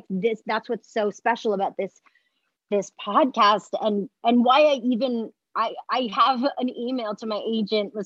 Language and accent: English; Montreal, Quebec, Canada; I'm from Montreal and you learn to speak French first there